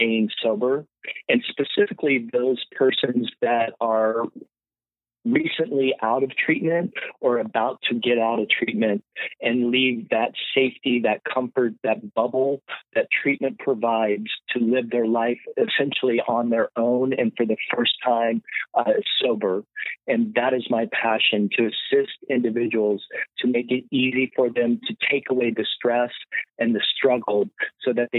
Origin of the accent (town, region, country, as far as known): San Francisco Bay Area, Northern California, United States; born or raised there